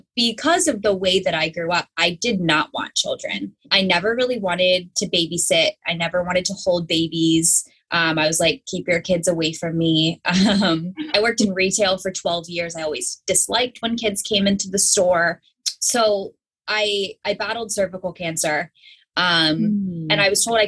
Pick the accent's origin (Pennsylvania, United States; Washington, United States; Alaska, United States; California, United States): Pennsylvania, United States; I grew up in Pennsylvania.